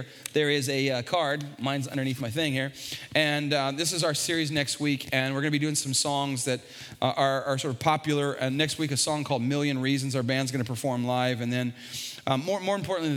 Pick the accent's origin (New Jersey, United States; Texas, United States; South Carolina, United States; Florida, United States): Texas, United States; San Antonio; I grew up on the West Side